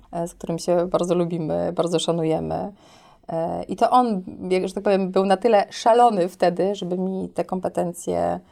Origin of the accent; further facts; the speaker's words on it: Bytom, Silesian Voivodeship, Poland; urodziłam się w Bytomiu